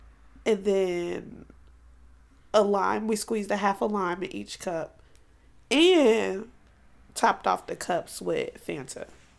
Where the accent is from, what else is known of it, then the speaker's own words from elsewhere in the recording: New York, United States; I was raised by a whole bunch of people in New York.